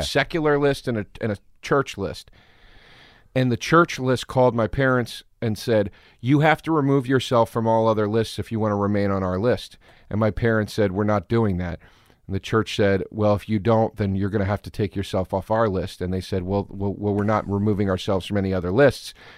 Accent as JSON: {"language": "English", "town": "Collegeville", "region": "Pennsylvania", "country": "United States", "tie": "born or raised there", "also_born_or_lived": "Philadelphia, Pennsylvania", "said": "I was born in Philly"}